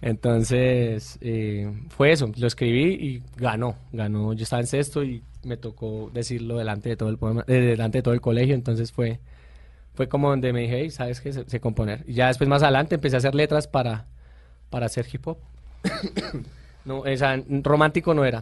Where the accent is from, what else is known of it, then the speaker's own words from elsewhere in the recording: Bogotá, Bogotá Capital District, Colombia; also born or lived in Puerto López, Meta; nazco en un pueblo que se llama Puerto López Meta, pero me crié acá en Bogotá